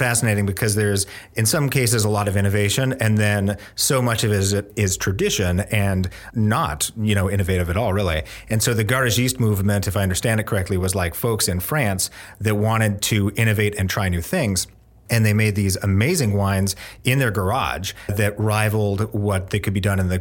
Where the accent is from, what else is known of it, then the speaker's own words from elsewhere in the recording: Bellingham, Washington, United States; moved away as an adult; now in Oregon, United States; I'm from Northwest Washington, a town called Bellingham, and came to Oregon to learn how to make wine and grow grapes and go to school